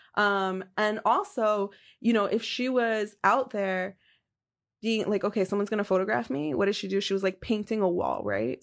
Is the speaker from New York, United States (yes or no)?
yes; New York City, New York, United States; born or raised there